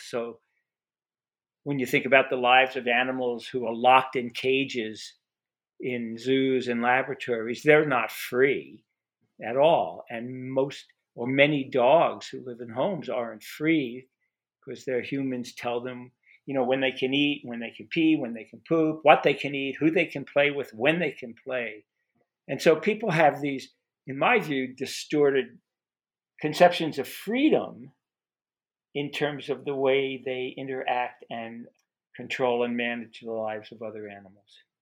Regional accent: New York City, New York, United States; I was, grew up, or I was born in Brooklyn, New York

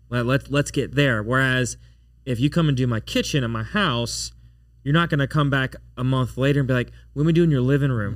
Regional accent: Baton Rouge, Louisiana, United States; I was born and raised in Baton Rouge

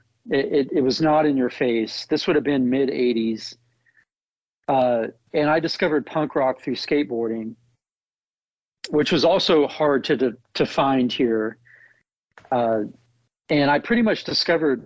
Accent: Tulsa, Oklahoma, United States; growing up in Tulsa, Oklahoma

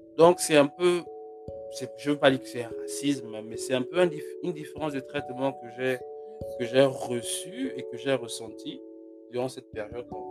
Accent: Gabon; born or raised there; moved away; also born or lived in Congo

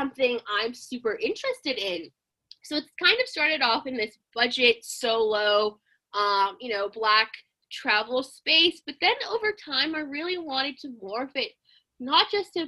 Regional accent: Southern California, United States; growing up in Southern California

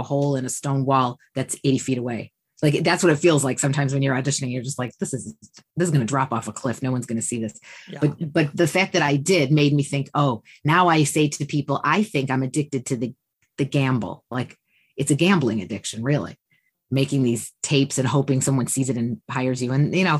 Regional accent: Detroit, Michigan, United States; moved away as an adult; also born or lived in Chicago; I was from Detroit

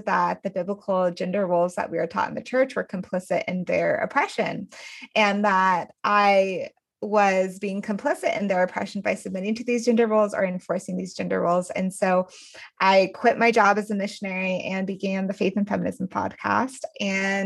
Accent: Denver, Colorado, United States; I am from Denver

